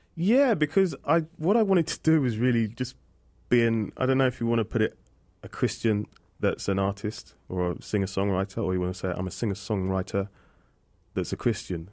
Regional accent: Aldershot, South East England, United Kingdom; accent: British; people know London more than Aldershot, which is an army town, and it's about 20 miles away

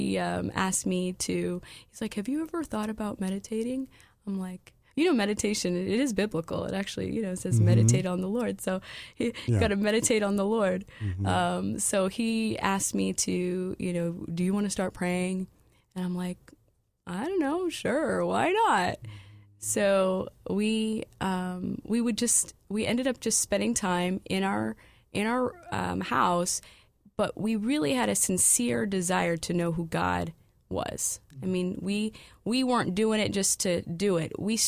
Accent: California, United States; also born or lived in Des Moines, Iowa / Montana / North Dakota; Yes, I'm from California. I was born in Iowa, Des Moines, Iowa.

